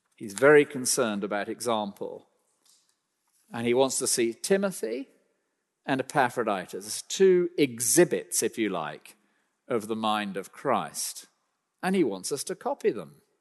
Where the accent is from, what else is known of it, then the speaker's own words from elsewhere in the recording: United Kingdom; I'm a British citizen